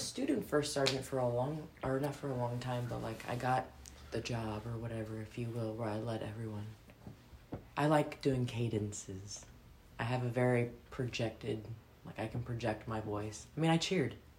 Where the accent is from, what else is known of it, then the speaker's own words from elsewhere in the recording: Philippines; I'm Filipina